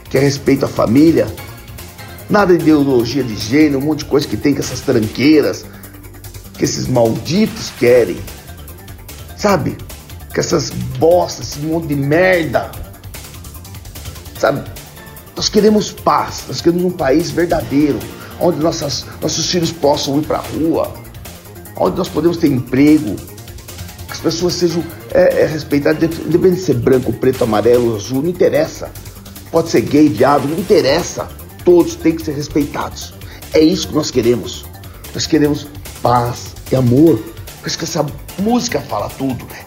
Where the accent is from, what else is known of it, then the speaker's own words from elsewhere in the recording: Jundiaí, São Paulo, Brazil; nasci em Jundiaí, no estado de São Paulo, num país chamado Brasil.